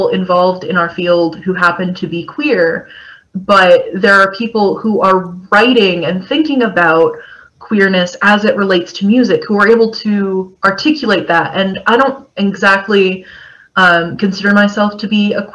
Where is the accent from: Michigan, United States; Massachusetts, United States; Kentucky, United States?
Kentucky, United States; I grew up in Kentucky